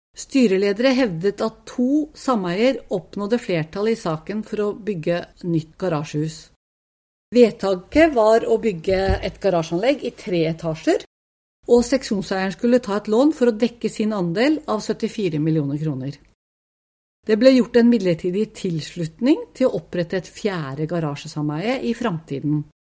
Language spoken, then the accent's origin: Norwegian; Oslo, Norway; Jeg vokste opp på Tokerberget. Jeg og søsteren min flyttet hit da vi var bare fire og to år gamle